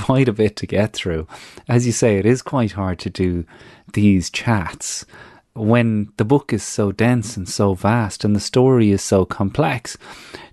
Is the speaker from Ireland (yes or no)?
yes; Ireland; moved away; as an Irish person